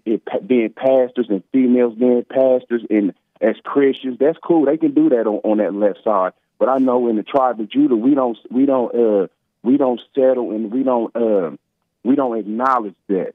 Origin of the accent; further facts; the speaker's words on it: United States; we as American people